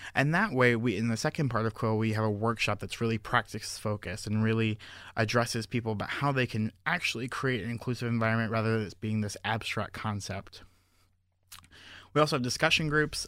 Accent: Fort Lauderdale, Florida, United States; moved away as an adult; also born or lived in Georgia / Lake Worth, Florida; I'm originally from Fort Lauderdale, Florida

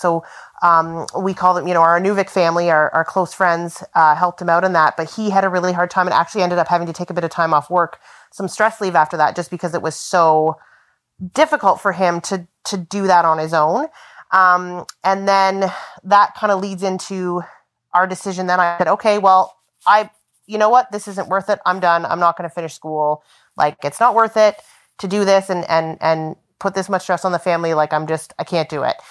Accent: Southern Ontario, Canada; moved away as an adult; also born or lived in Yellowknife; now in Inuvik, Canada; I grew up in Southern Ontario

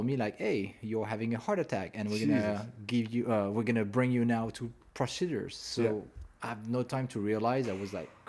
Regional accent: Montreal, Quebec, Canada; moved away as an adult; now in Los Angeles, United States; we're from Montreal

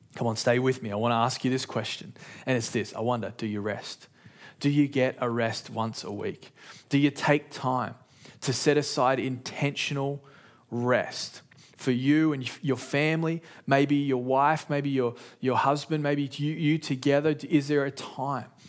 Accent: Sydney, New South Wales, Australia; in my house, growing up in Sydney, Australia

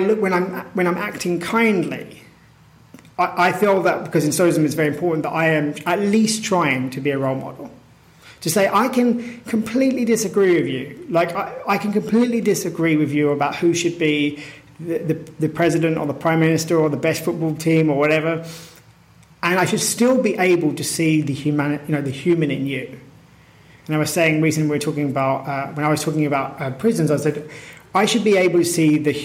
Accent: United Kingdom; my feeling of being British is very connected to a concept

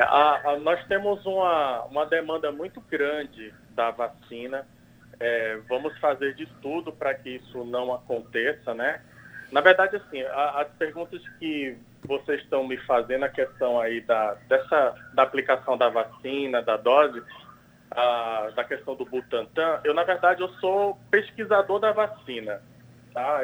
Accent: Paraíba, Brazil; now in São Paulo, Brazil; Eu que sou paraibano e que estou aqui em São Paulo participando dos estudos da vacina

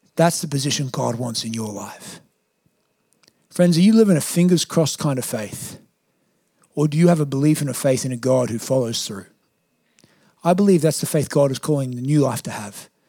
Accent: Australia; I'm Australian

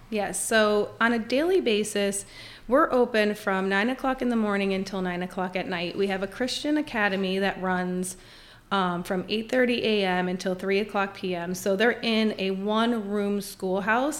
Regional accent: Scranton, Pennsylvania, United States; moved away as an adult; now in Winchester, United States; I actually grew up my entire life, uh, in Scranton, Pennsylvania

